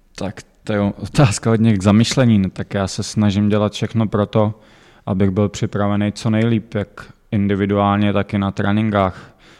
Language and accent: Czech; Pardubice, Pardubice Region, Czechia; bylím tady od mala